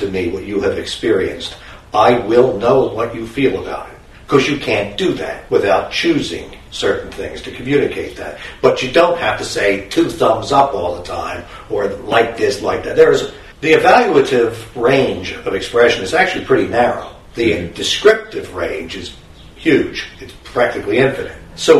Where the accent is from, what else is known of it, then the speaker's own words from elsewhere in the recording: Chicago, Illinois, United States; I grew up in Chicago.